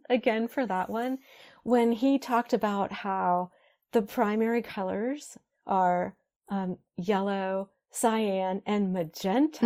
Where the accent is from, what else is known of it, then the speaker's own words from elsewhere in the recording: Ohio, United States; moved away; back where I grew up in Ohio